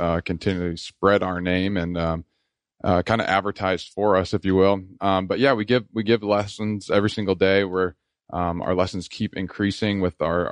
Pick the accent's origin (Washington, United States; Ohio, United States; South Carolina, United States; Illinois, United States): Washington, United States; moved away; I'm from Washington State, and so we played rec ball over there